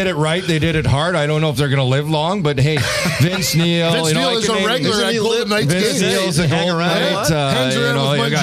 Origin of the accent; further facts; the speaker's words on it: Neepawa, Manitoba, Canada; me in Neepawa, Manitoba, where if you've seen the movie Dazed and Confused, you just flip hockey for football. And you've got my hometown